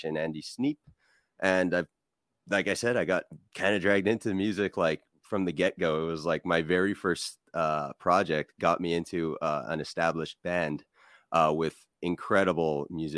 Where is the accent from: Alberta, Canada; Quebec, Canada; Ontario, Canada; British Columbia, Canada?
Quebec, Canada; Montreal; I started getting involved in the metal scene in Montreal, in my hometown, around the age of 19.